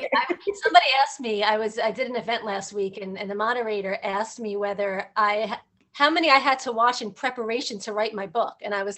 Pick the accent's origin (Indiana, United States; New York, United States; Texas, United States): New York, United States; New York City; I'm from Manhattan